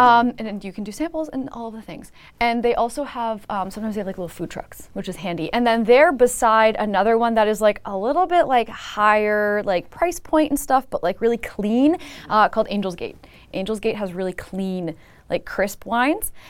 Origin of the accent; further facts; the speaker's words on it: Niagara, Ontario, Canada; I'm from Niagara